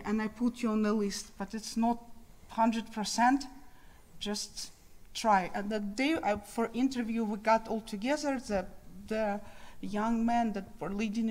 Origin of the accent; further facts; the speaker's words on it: Kyiv, Ukraine; moved away; So I was born in Ukraine. I'm from the capital of Ukraine.